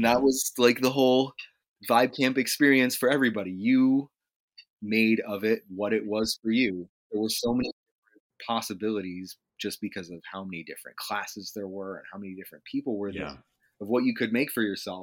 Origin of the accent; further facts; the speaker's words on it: New Hampshire, United States; I was from New Hampshire